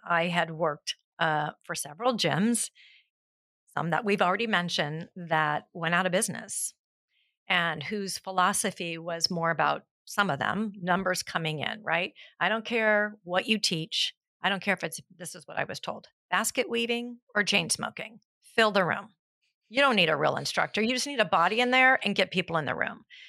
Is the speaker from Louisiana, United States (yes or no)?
no; South Pasadena, California, United States; I'm actually born and raised in South Pasadena, so I am a local through and through.